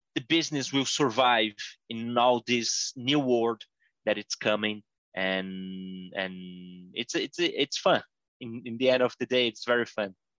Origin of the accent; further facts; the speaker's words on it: Brazil; I'm from Brazil